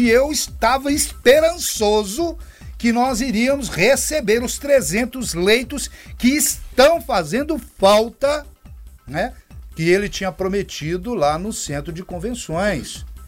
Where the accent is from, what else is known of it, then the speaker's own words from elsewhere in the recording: Minas Gerais, Brazil; now in Anápolis, Brazil; sou natural de Minas Gerais e desde que vim para cá permaneço em, em, Anápolis